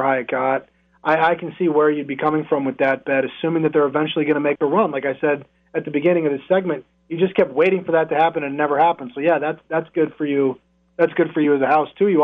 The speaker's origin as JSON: {"language": "English", "town": "McLean", "region": "Virginia", "country": "United States", "said": "I'm from the South, from a sleepy town, McLean, Virginia"}